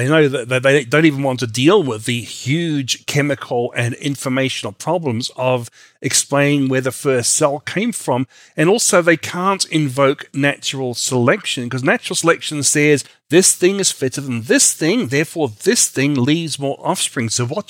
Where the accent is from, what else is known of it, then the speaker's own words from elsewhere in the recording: Australia; also born or lived in New Zealand; now in United States; although I'm originally from Australia and New Zealand.